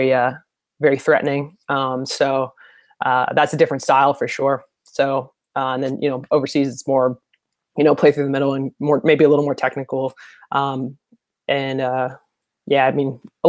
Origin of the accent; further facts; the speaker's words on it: Louisville, Kentucky, United States; I am originally from Louisville, Kentucky, born and raised in Kentucky